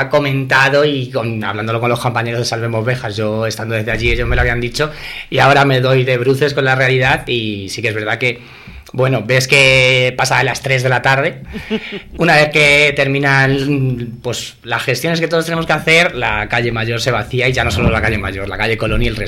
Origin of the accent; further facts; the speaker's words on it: Béjar, Castile and León, Spain; este año por fin eh, he podido volver, volver a mi tierra.